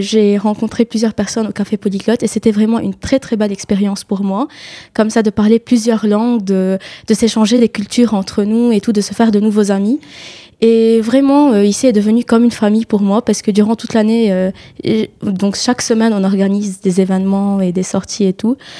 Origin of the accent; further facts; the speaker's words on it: Lebanon; moved away as an adult; now in France; Je suis libanaise, je suis venue du Liban